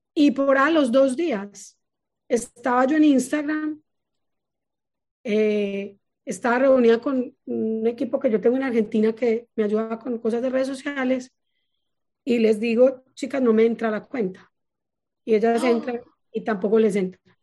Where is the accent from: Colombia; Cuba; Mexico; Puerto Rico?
Colombia; Paisa, Antioquia; accent: paisa; soy muy paisa